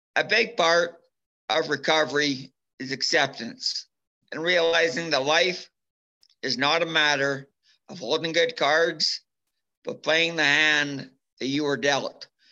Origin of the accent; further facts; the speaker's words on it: Minburn, Alberta, Canada; I'm from Minburn, Alberta. It's a small town